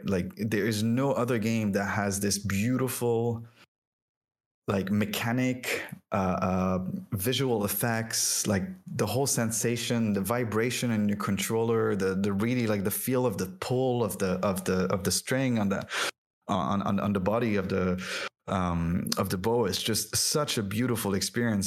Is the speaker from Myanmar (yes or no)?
no; France; first language French; English is a second language; moved away; also born or lived in Lebanon; i was born and raised in france um, and french was my first language um, then moved to uh, the Arab world and ended up in Lebanon.